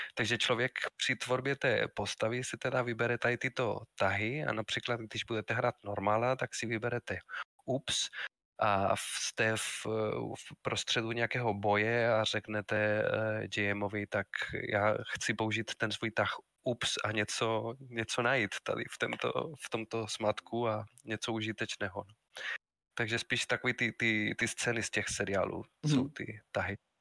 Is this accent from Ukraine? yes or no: no; Spain; Czech is a second language; moved away as an adult; also born or lived in Madrid; now in Brno, Czech Republic; pocházím ze Španělska, ale žiju už v České republice víc než 22 let